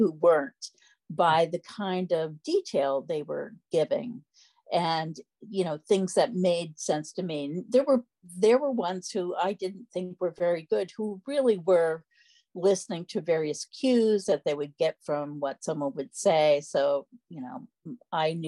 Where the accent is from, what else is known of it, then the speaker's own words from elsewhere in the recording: Freeville, New York, United States; I grew up in Freeville, the village I still live